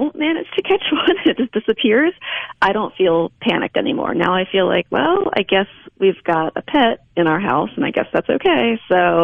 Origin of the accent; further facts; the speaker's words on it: Delaware, United States; also born or lived in Pennsylvania / Ohio / Missouri; now in Mississippi, United States; I'm from Delaware originally, and my husband's from New Jersey originally. So we're East Coasters transplanted to Mississippi.